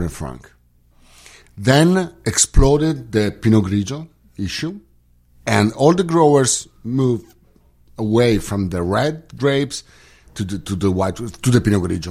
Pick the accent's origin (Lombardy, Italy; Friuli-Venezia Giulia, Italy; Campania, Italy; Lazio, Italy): Friuli-Venezia Giulia, Italy; I work for a Veneto winery, but I was born in Friuli. I live in Friuli.